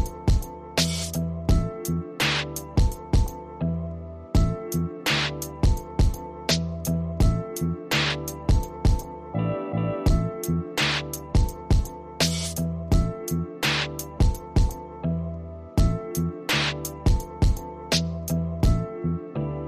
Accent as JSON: {"language": "English", "town": "New York City", "region": "New York", "country": "United States", "said": "I'm from Queens. I'm from Queens."}